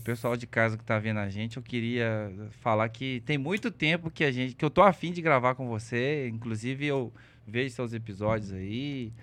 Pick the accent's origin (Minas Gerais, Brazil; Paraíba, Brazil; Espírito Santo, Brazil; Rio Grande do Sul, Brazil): Minas Gerais, Brazil; Belo Horizonte; Sou natural de BH. Nasci aqui no Felício Roxo.